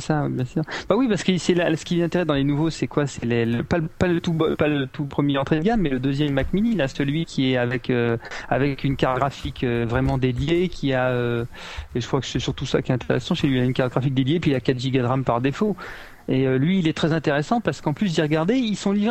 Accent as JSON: {"language": "French", "country": "France", "moved": "yes", "said": "je suis français"}